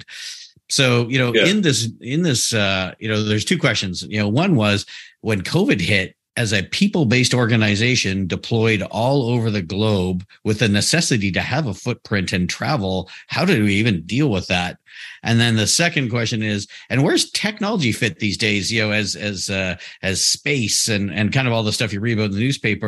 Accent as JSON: {"language": "English", "country": "Canada", "said": "I've spent most of my career actually supporting the U.S. military, even as a Canadian."}